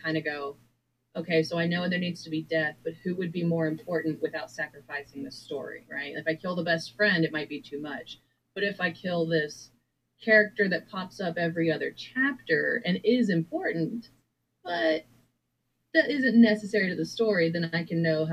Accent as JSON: {"language": "English", "region": "Texas", "country": "United States", "tie": "born or raised there", "moved": "as an adult", "said": "my hometown in Texas"}